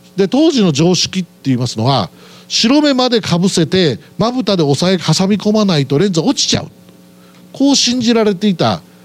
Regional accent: Aichi, Japan; 出身はまあ愛知県で

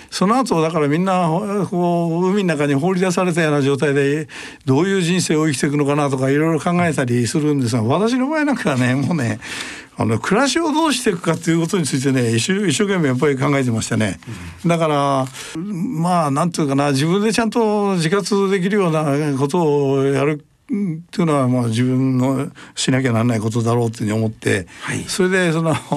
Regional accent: Tokyo, Japan; also born or lived in Ishioka, Ibaraki; 生まれは東京都五反田ですね

